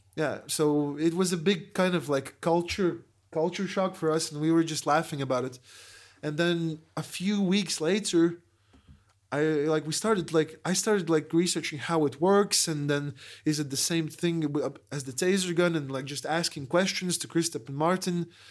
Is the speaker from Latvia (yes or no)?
yes; Latvia; We're tourists from Latvia